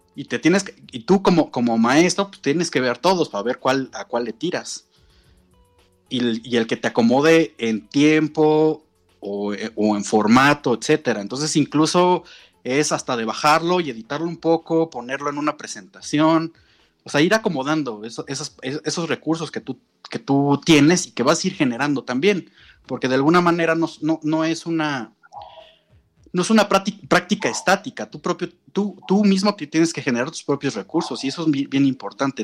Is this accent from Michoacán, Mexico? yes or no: no; Mexico City, Mexico; also born or lived in Morelos; yo soy de la Ciudad de México, me fui a vivir al, estado de Morelos